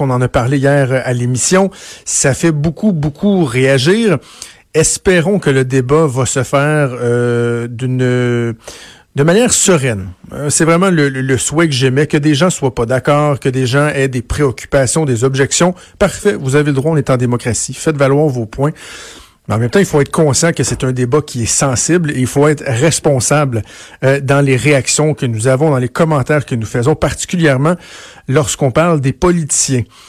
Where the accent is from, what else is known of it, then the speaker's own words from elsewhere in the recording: Quebec, Canada; je viens du Québec